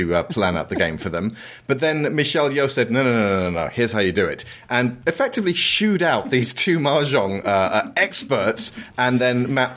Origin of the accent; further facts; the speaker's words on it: United Kingdom; As a British person